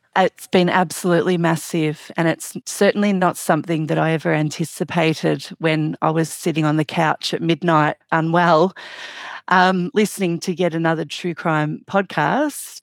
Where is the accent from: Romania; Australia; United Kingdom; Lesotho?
Australia; I'm obviously from Australia